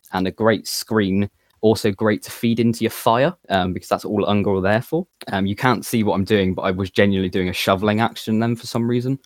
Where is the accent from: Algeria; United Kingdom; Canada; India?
United Kingdom; Plymouth, South West England; I'm, I'm from Plymouth